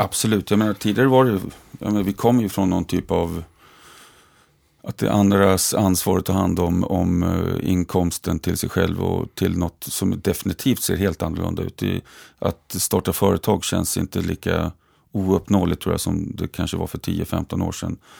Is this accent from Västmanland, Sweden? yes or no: yes; Västerås, Västmanland, Sweden; jobbat på ABB fortfarande eftersom jag är från Västerås